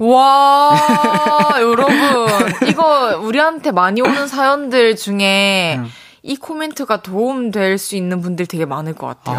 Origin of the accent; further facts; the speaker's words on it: Changwon, South Gyeongsang, South Korea; moved away; 저는 초중고를 마산에서 나와가지고 경남대학교 저한테도 되게 친숙한 대학교인데 대거리에 있잖아요. 우리 고향